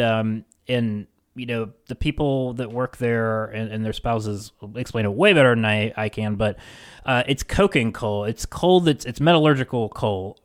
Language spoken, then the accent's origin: English; West Virginia, United States; my home state of West Virginia